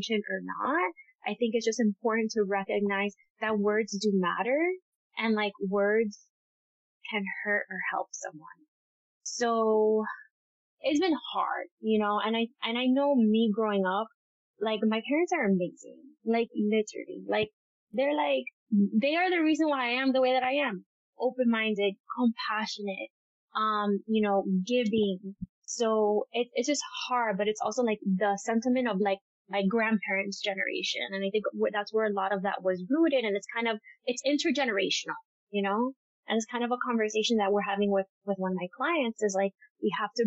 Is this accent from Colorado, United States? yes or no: no; Miami, Florida, United States; moved away as an adult; now in New York, United States; growing up there, you never feel different.